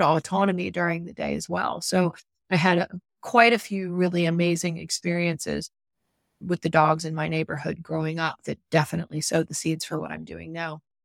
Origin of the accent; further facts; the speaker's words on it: Atlanta, Georgia, United States; my childhood growing up in Atlanta, major U S city right close to downtown